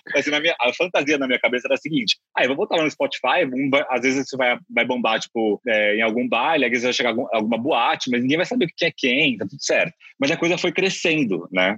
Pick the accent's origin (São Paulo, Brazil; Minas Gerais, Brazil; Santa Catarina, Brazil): São Paulo, Brazil; Bauru; Eu sou de Bauru, do interior de São Paulo